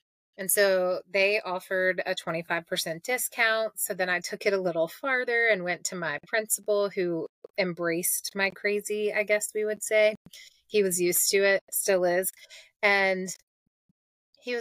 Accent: Mississippi, United States; I grew up in Mississippi

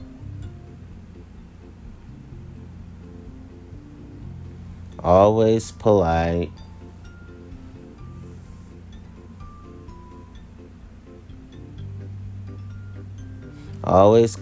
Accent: Washington, District of Columbia, United States; if I say I'm from Washington, D.C., which I am. I'm a native Washingtonian

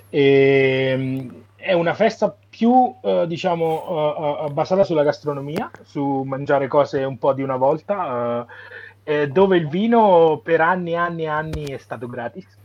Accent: Montefalcone Appennino, Marche, Italy; born or raised there

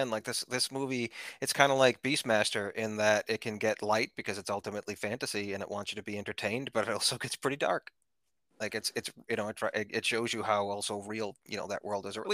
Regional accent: New England, United States; Yes, I'm from

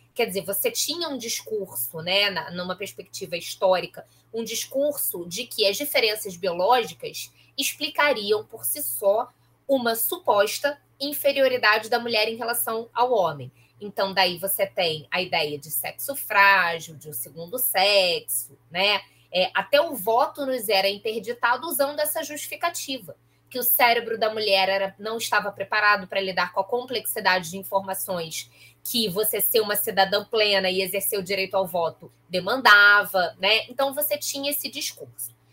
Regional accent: Nova Iguaçu, Rio de Janeiro, Brazil; now in Rio de Janeiro, Brazil; eu sou de Nova Iguaçu

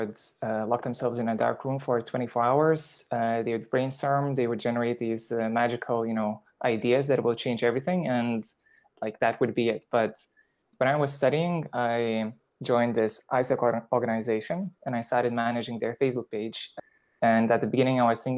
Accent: Lithuania; moved away as an adult; also born or lived in United Kingdom / India; I am originally from Lithuania and I went to study to the UK mathematics and economics

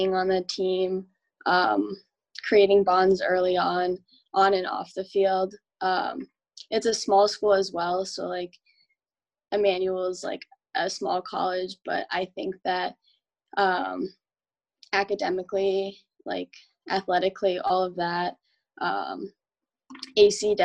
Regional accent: Medford, Massachusetts, United States; I'm from Medford, so it's really close to Boston

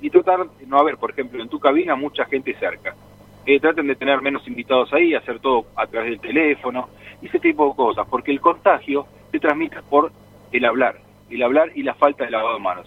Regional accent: Argentina; Nosotros como argentinos

